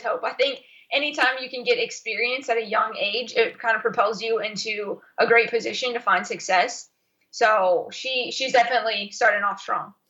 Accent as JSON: {"language": "English", "town": "Charlottesville", "region": "Virginia", "country": "United States", "tie": "born or raised there", "said": "I grew up in Charlottesville, Virginia"}